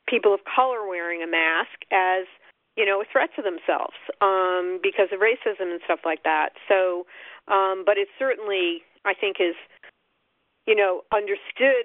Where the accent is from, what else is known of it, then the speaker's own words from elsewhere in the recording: New York, United States; I'm a New Yorker